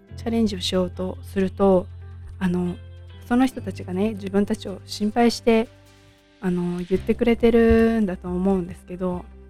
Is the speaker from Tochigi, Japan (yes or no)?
yes; Tochigi, Japan; 私はもう今も栃木県に住んでいて、えー、と生まれも栃木県です